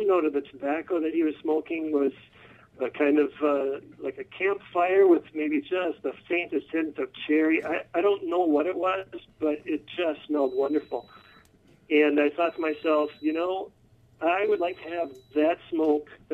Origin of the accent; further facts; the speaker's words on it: Minnesota, United States; also born or lived in Bavarian Alps, Germany; Well, I'm from Minnesota. Pretty much most of my whole life was spent in the Twin Cities, either in the suburbs of Minneapolis or the suburbs of St. Paul